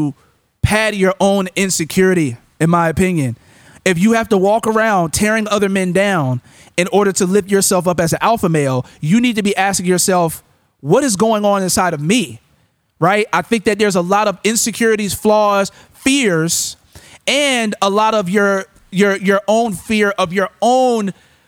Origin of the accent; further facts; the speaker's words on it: St. Petersburg, Florida, United States; We come from Southside St. Pete